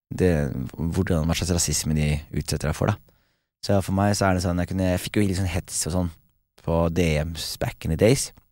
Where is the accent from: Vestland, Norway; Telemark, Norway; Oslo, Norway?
Telemark, Norway; Skien; moved away as an adult; jeg er hjemme i Skien